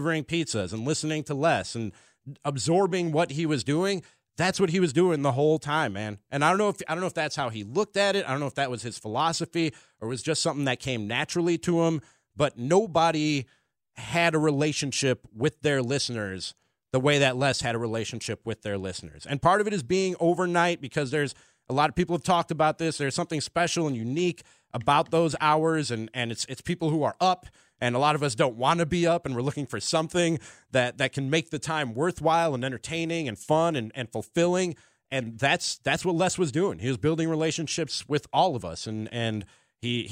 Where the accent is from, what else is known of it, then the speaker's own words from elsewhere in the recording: Palatine, Illinois, United States; also born or lived in Milwaukee; Palatine, where I grew up